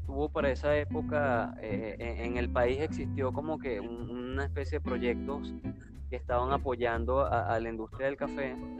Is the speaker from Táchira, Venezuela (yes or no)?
yes; Queniquea, Táchira, Venezuela; nosotros nacimos en, en, una pequeña población del estado Táchira, Que Queniquea, se llama el pueblo